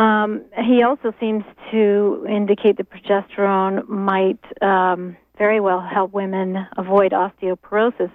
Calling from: Stonington, Maine, United States; I'm calling from Stonington

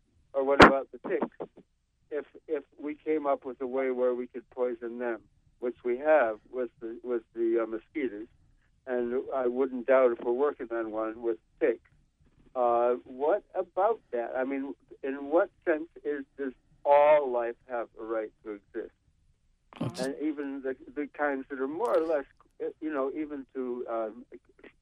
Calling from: New York City, New York, United States; I'm calling from Brooklyn.

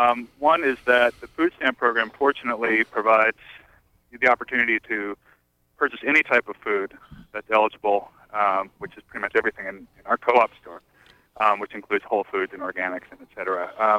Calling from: Belfast, Maine, United States; I'm calling from Belfast. And I actually work at the co-op here in town.

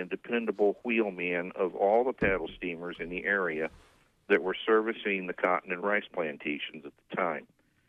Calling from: Beaufort, South Carolina, United States; I'm calling from Beaufort, South Carolina.

